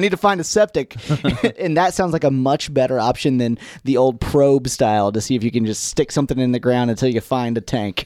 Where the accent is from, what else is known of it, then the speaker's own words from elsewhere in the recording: United States; moved away; I grew up in Gibson County